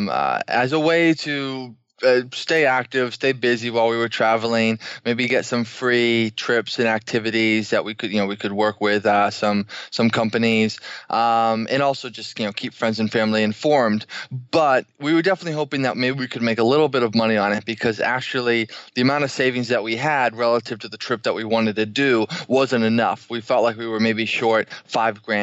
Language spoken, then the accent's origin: English; Boston, Massachusetts, United States; moved away as an adult; also born or lived in Washington, D.C.; We're originally from Boston, went to school in the area